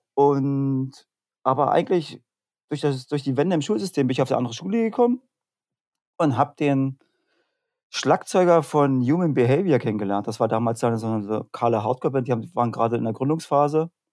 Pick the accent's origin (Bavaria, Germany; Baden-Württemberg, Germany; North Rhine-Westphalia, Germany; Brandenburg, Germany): Brandenburg, Germany; Senftenberg; ich komme eigentlich, also wie es gerade im Anspieler auch schon war, Senftenberg. Ja. Also wenn man es so will, aus einem kleinen Vorort, wenn Senftenberg einen Vorort hat